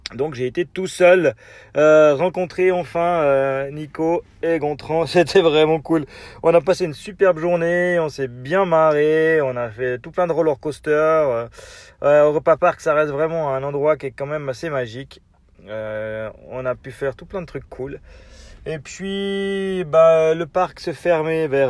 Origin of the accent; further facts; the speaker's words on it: Switzerland; accent: Swiss; mon accent suisse